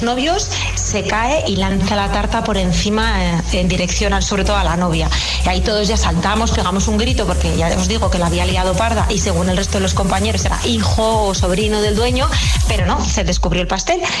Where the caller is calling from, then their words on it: Zaragoza, Aragon, Spain; Hola, soy … de Zaragoza.